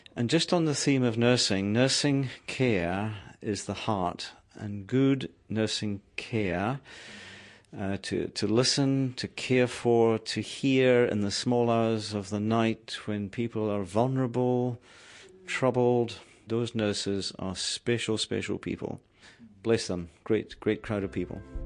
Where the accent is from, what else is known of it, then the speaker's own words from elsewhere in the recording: Scotland, United Kingdom; moved away as an adult; also born or lived in New Zealand; now in Palmerston North, New Zealand; I was born in Scotland. Uh, my mountains are the Grampians, my river is the Dee and the Don, and I moved to New Zealand 27 years ago